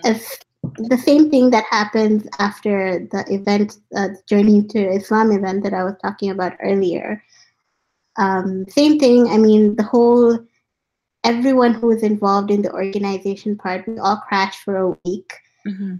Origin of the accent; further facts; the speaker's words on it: India; also born or lived in Africa; now in Vancouver, Canada; I've been born in Africa, I grew up in India, and now I'm in Vancouver